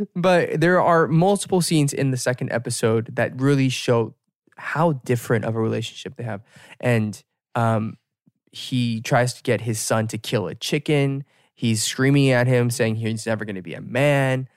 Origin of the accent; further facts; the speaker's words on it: United States; as an American